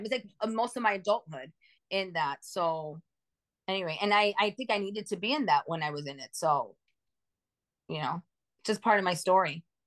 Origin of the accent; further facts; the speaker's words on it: New York City, New York, United States; moved away as an adult; now in Phoenix, United States; So I live in Phoenix, but I'm from New York.